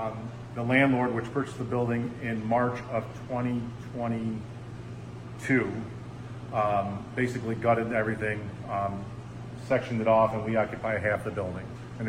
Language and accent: English; Auburn, New York, United States